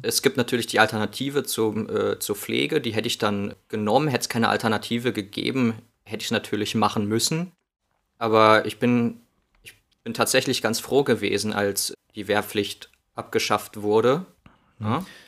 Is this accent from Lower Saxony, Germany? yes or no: no; Northern Hesse, Germany; also born or lived in Spain / Wilhelmshaven / Passau; now in Berlin, Germany; als Kind äh, in Nordhessen